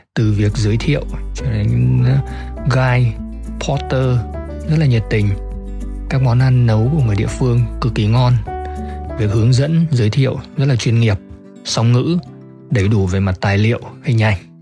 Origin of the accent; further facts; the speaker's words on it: Hanoi, Vietnam; mình đến từ Hà Nội